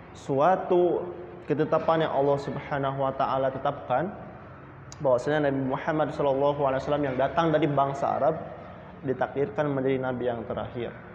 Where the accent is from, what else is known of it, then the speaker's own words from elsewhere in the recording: Indonesia; kita suku Sunda ini mempunyai asal keturunan, mempunyai budaya, mempunyai adat